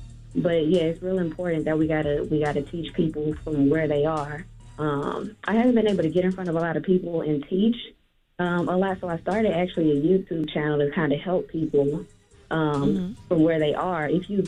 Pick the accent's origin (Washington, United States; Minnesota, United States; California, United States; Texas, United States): Texas, United States; Houston; I'm from Houston.